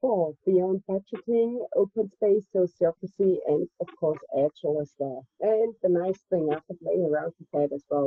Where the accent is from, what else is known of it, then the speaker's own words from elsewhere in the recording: Germany; I'm from Germany